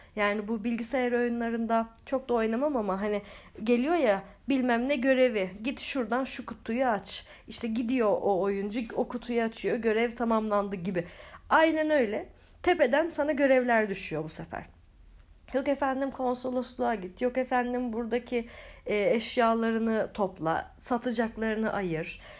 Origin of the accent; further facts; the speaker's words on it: Turkey; biz Türkler olarak.